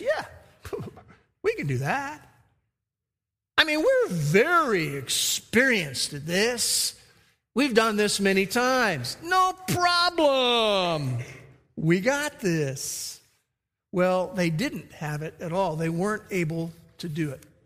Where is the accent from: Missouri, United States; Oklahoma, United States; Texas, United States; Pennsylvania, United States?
Oklahoma, United States; we're from Oklahoma